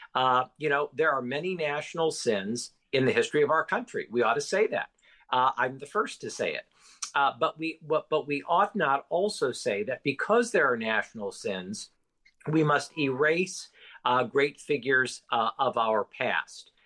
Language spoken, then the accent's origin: English; United States